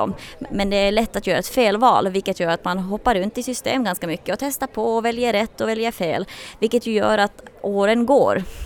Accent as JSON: {"language": "Swedish", "country": "Finland", "moved": "as an adult", "lives_now": "Sweden", "said": "Nu kommer jag själv från Finland från början och jag kände av den väldigt tydligt när jag flyttade efter gymnasiet till Sverige."}